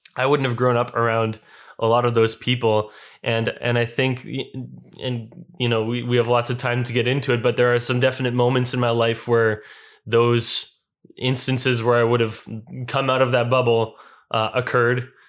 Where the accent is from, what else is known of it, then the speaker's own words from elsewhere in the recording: Winnipeg, Manitoba, Canada; I attended Gospel Mennonite Church and Winnipeg Mennonite Elementary School and Mennonite Brethren Collegiate Institute and Canadian Mennonite University